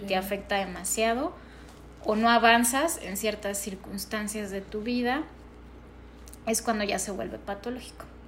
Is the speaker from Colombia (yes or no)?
no; Mexico; para nosotros como mexicanos